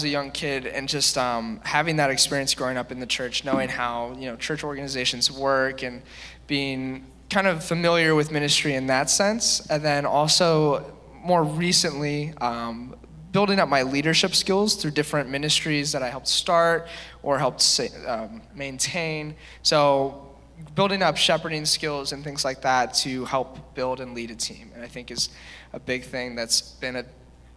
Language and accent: English; Columbus, Ohio, United States; I grew up in Columbus my whole life.